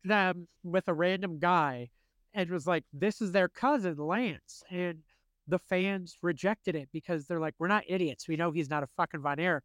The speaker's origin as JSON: {"language": "English", "country": "United States", "said": "as an American"}